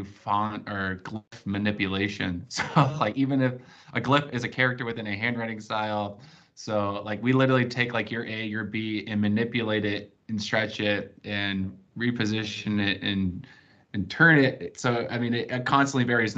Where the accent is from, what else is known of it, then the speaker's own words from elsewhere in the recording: California, United States; also born or lived in Arizona; I grew up like in California